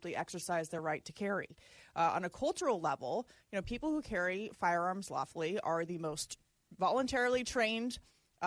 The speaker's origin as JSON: {"language": "English", "region": "Arizona", "country": "United States", "tie": "born or raised there", "said": "My home state of Arizona"}